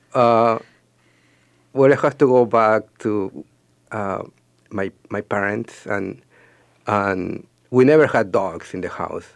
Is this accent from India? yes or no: no; Peru; moved away as an adult; also born or lived in North Dakota, United States; I am from Peru and I moved to North Dakota in 2002 to go to college, and I stayed there until last year